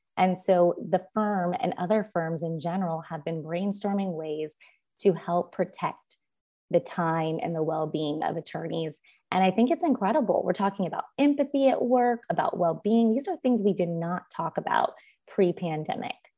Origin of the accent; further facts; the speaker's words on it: Los Angeles, California, United States; also born or lived in Stanford University / Harvard Law School; I was born and raised in Los Angeles.